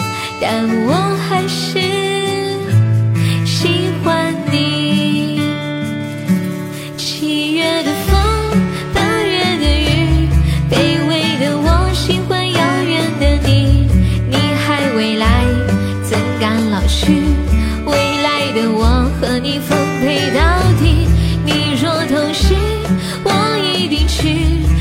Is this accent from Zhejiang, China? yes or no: no; Changde, Hunan, China; 我是常德一中的，我是常德一中的。